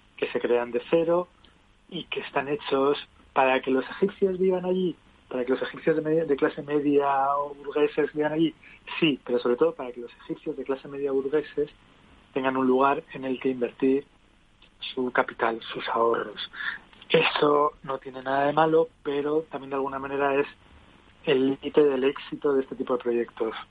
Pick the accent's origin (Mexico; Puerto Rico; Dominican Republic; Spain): Spain; Canary Islands; yo soy canario, mi padre era vasco